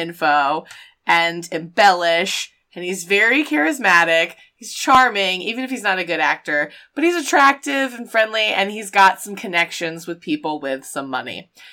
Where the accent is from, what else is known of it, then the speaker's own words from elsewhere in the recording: the South, United States; we're both from the South